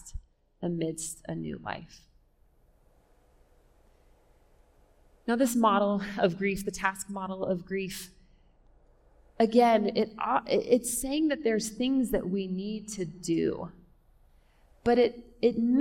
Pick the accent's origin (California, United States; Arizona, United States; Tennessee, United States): California, United States; now in Denver, United States; I'm from California